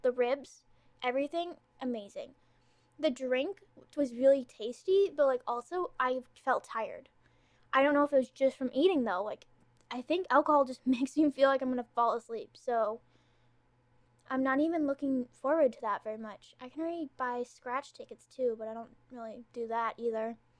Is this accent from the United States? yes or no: no; Ontario, Canada; accent: Canadian; I'm Canadian. I'm from Ontario